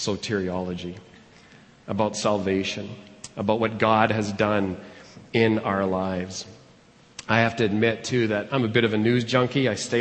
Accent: Edmonton, Alberta, Canada; moved away as an adult; also born or lived in Calgary / Arnprior, Ontario; I was born and raised here in Edmonton

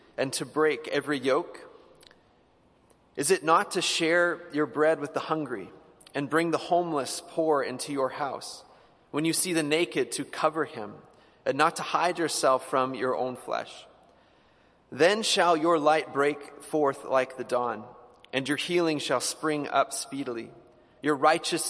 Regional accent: Edmonton, Alberta, Canada; I grew up in the Old Strathcona area

